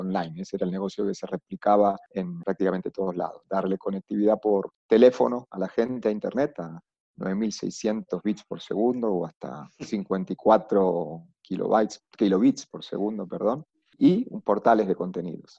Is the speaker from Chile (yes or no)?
no; Argentina; moved away as an adult; now in Bogotá, Colombia; soy argentino